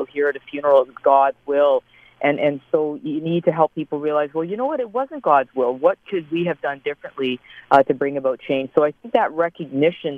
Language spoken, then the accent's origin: English; Canada; I'm a Canadian obstetrician, work here at McMaster University